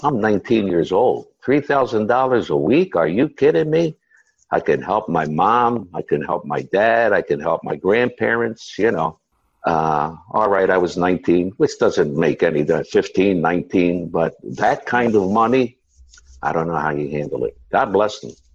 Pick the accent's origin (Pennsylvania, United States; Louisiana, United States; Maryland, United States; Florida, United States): Pennsylvania, United States; Philadelphia; I was born and raised in an area called South Philadelphia